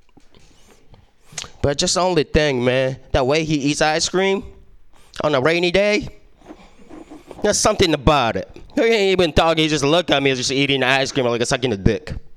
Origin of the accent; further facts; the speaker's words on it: Japan; English is a second language; moved away; I was born and raised in Japan, so I mean, you hear my accent